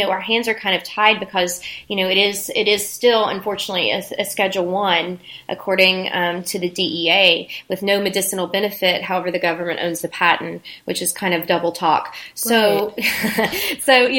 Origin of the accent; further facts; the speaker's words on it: West Virginia, United States; now in San Diego, United States; So, I hail from West Virginia originally. So I come from a place where people grew this stuff in their backyards and everyone knew it